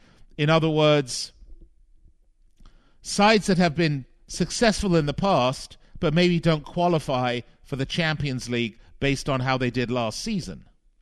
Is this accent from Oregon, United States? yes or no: no; Las Vegas, Nevada, United States; the casinos here in my hometown in Las Vegas